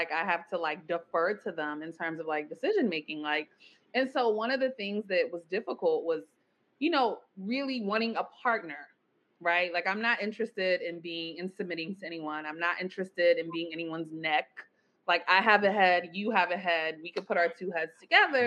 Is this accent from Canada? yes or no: no; Nigeria; I was raised, I'm Nigerian, raised like extremely religious